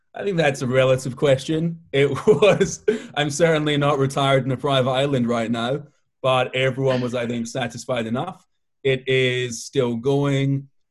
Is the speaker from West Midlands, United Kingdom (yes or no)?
no; Scotland, United Kingdom; also born or lived in Israel; now in Brooklyn, United States; I live in Brooklyn. I was born in Israel and I grew up in Scotland